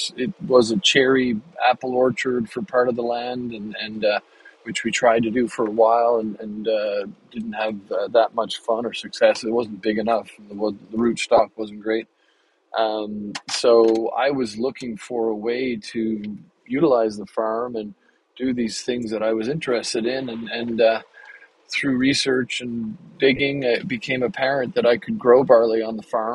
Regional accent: Canada; moved away as an adult; now in United States; I moved to the U.S. 20 years ago, 21 years ago now. And when we got here, as a Canadian

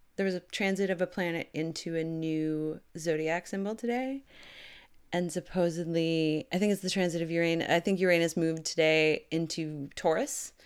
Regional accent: Canada; I'm Canadian

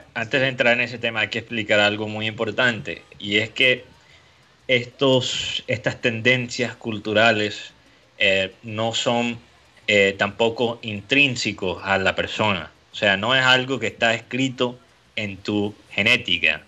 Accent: Colombia

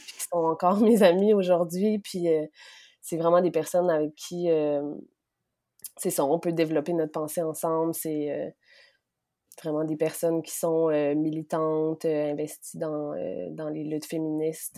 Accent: Quebec City, Quebec, Canada; moved away as an adult; also born or lived in Côte-Nord, Quebec; now in Montreal, Canada; je suis née sur la côte nord, dans une petite famille super aimante. ensuite, j'ai grandi à Québec

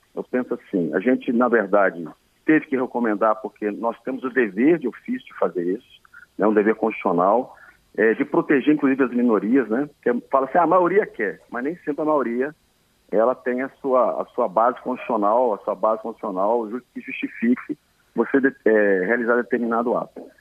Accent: Vitória, Espírito Santo, Brazil; Eu nasci em Santo Antônio

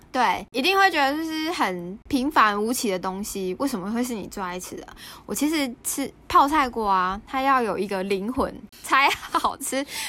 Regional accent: Taiwan; moved away as an adult; now in South Korea; 两个礼拜后要回台湾嘛

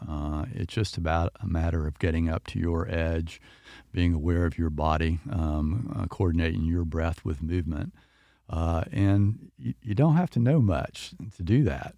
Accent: Winter Haven, Florida, United States; I grew up in Winter Haven

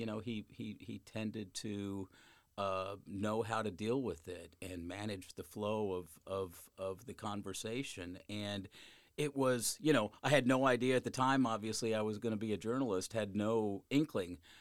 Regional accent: Littleton, Colorado, United States; now in St. Louis, United States; I grew up in Littleton, Colorado

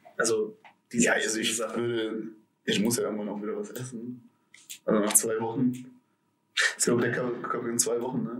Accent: Aachen, North Rhine-Westphalia, Germany; born or raised there

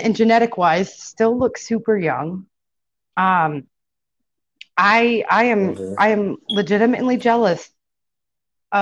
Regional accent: Irving, Texas, United States; I grew up in South Irving, where it was primarily Black and Hispanic growing up

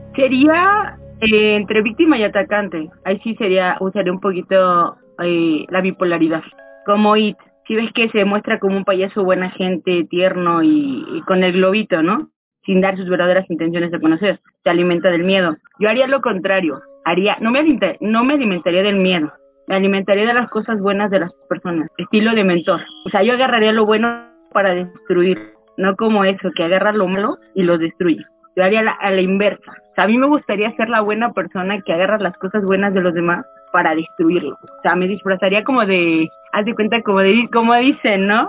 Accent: Mexico City, Mexico; soy de México de la Ciudad de México

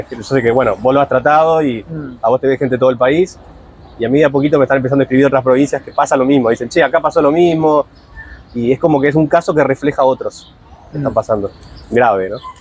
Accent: Buenos Aires, Argentina; Capital Federal, de donde soy yo

